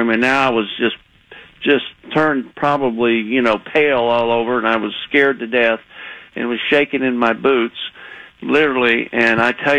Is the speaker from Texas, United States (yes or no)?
yes; Texas, United States; accent: Texas; moved away; I was living in Texas. You could probably hear my accent still